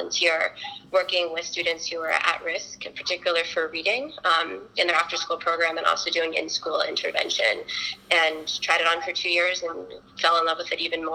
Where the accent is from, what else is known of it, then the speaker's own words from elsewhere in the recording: Washington, District of Columbia, United States; also born or lived in South Korea / St. Louis; I was born in South Korea and was raised in Washington, D.C.